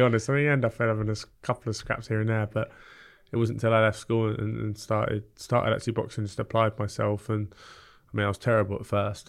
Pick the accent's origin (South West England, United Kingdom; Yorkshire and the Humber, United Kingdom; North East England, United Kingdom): South West England, United Kingdom; Bournemouth; also born or lived in Epsom / South London; we moved down to Bournemouth when I was three years old